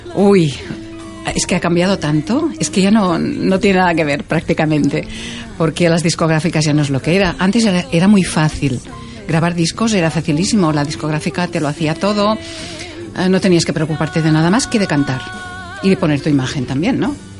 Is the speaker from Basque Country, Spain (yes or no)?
no; Terrassa, Catalonia, Spain; first language Catalan; Spanish is a second language; en los conciertos en Tarrasa, que es de donde soy y donde he vivido siempre